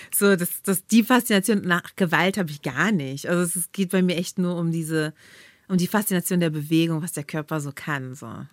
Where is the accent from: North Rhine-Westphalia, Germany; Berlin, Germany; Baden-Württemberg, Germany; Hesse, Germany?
Berlin, Germany; in Berlin, so meine Stadt, wo ich groß geworden bin